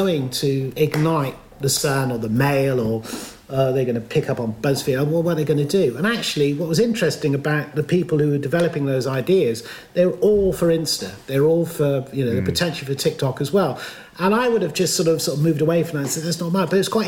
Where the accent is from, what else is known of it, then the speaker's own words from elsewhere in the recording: Stroud, South West England, United Kingdom; I'm proud of being born and bred in Stroud. I still live there